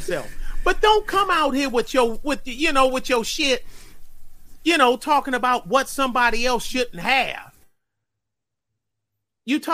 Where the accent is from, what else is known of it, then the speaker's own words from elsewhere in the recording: Detroit, Michigan, United States; my hometown of Detroit